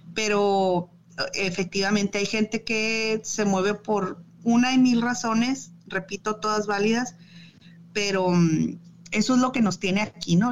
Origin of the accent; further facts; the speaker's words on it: Chihuahua, Mexico; moved away as an adult; also born or lived in Durango / Ciudad Juárez / Mexico City / Monterrey; now in Michigan, United States; yo nací en Durango, eh, pero me crié en Chihuahua